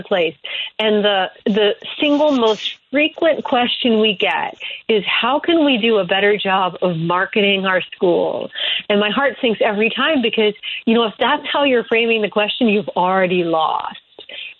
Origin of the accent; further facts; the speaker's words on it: Springfield, Illinois, United States; I'm actually from Springfield, Illinois